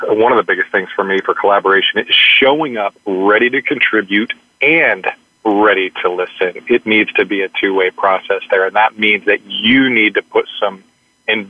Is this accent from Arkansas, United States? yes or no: yes; Arkansas, United States; now in Dallas, United States; my home state is Arkansas